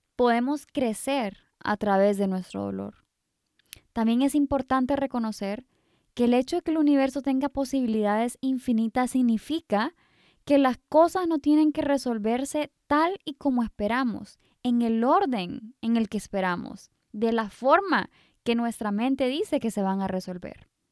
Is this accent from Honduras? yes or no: yes; Honduras; also born or lived in England; siendo hondureña, que nosotros somos súper bendecidos con este sol rico casi todo el año